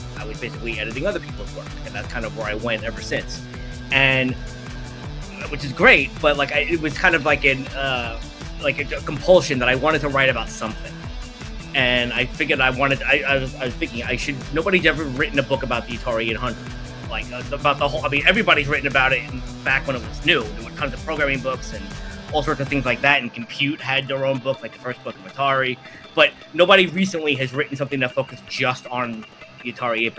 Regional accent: New York City, New York, United States; I grew up in Brooklyn, New York

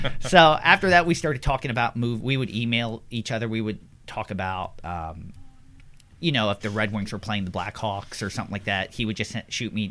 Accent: Philadelphia, Pennsylvania, United States; growing up in the Philadelphia area

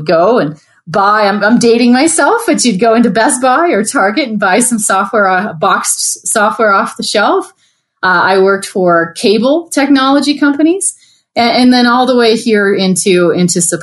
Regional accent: Canada; now in United States; I'm Canadian, living in the U.S.

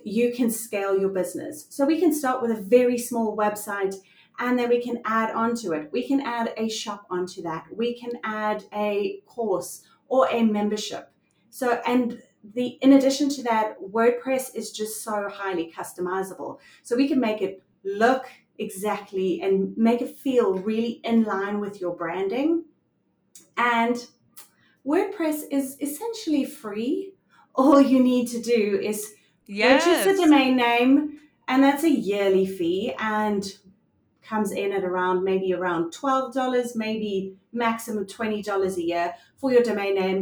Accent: South Africa; I am from South Africa.

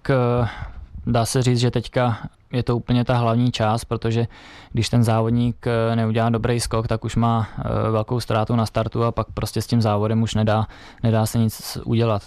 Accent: Lomnice nad Popelkou, Liberec Region, Czechia; u nás v Lomnici nad Popelkou, tam, kde jsem vyrůstal

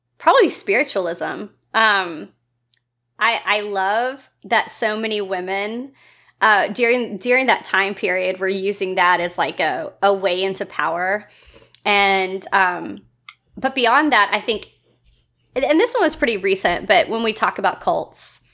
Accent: the South, United States; I grew up in the South. I'm still a Southern girl.

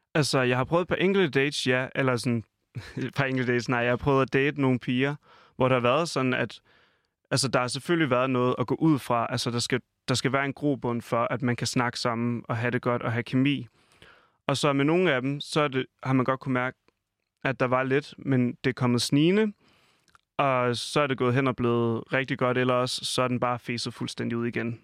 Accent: Falster, Zealand, Denmark; moved away; hjemme på Falster, hvor jeg kommer fra

